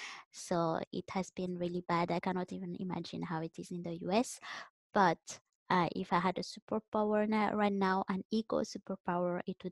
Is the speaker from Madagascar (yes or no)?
yes; Madagascar; now in Vancouver, Canada; I'm from Madagascar and now I'm based in Vancouver, Canada.